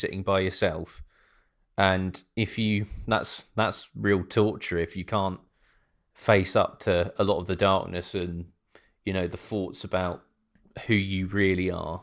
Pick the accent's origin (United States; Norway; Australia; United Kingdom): United Kingdom; now in Norwich, United Kingdom; being British